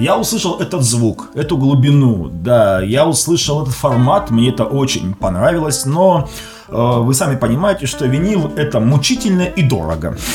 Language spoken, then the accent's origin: Russian; Krasnodar Krai, Russia; Я сам из Краснодарского края